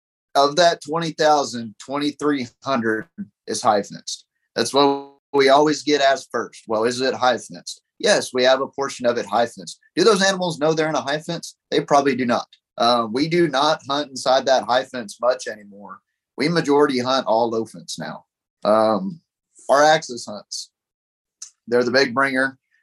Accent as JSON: {"language": "English", "town": "Pipe Creek", "region": "Texas", "country": "United States", "tie": "born or raised there", "said": "I grew up in Pipe Creek right by Bandera, and I'd always see them as a kid."}